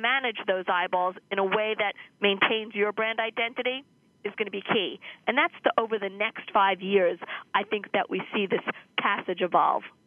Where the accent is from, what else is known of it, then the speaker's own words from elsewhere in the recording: New York, United States; I grew up in Manhattan, and my family had a bookstore on Madison Avenue